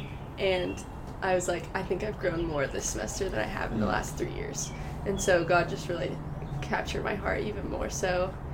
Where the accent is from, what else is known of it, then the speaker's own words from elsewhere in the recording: Fort Worth, Texas, United States; I am from Fort Worth, Texas